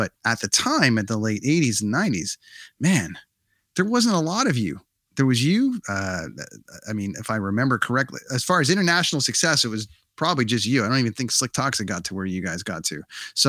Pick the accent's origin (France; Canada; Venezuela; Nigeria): Canada; it's like, cool, we're from Canada